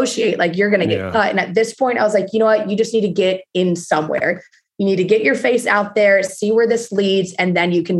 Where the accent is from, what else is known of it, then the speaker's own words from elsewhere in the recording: Texas, United States; moved away as an adult; now in Los Angeles, United States; normal Texas girl